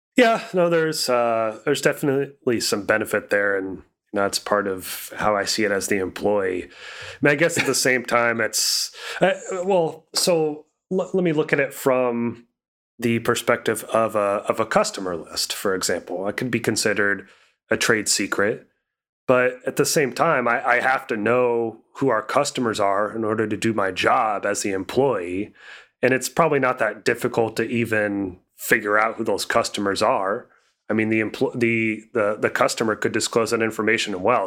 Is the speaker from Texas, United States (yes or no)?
no; Indiana, United States; my hometown area code is 317